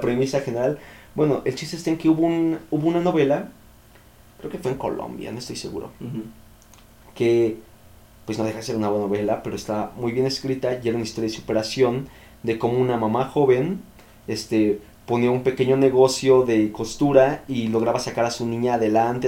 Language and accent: Spanish; Mexico